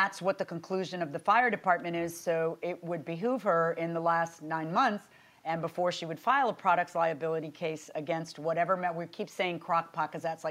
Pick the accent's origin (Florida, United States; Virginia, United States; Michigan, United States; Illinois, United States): Florida, United States; I'm from Florida